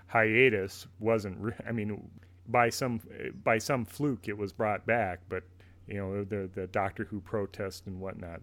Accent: United States; I, as an American

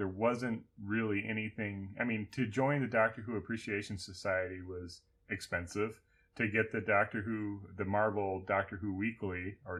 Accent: United States; in America, why we grew up on Tom

